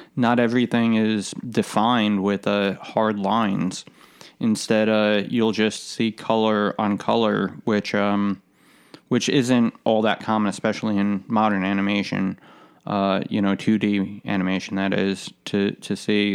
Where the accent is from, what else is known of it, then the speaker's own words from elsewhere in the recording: United States; being American